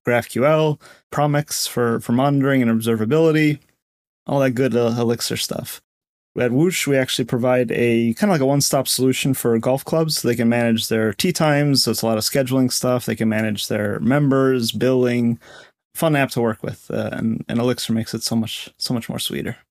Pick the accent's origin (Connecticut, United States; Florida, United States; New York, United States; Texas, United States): Connecticut, United States; moved away as an adult; also born or lived in Seattle / Bay Area; I grew up in Connecticut